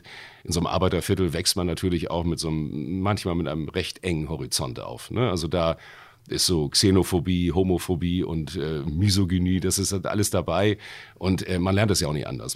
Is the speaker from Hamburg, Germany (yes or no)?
yes; Hamburg, Germany; ich komme aus Wilhelmsburg